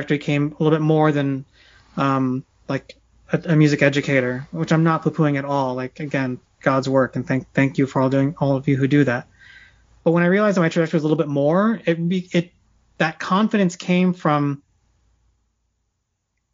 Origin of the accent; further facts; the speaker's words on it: Silicon Valley, California, United States; I grew up in Silicon Valley